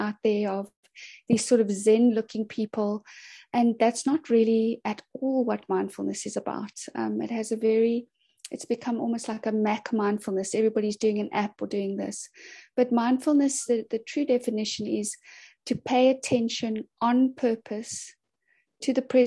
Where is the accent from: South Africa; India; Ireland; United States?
South Africa; Cape Town, Western Cape; I'm from Cape Town in Sea Point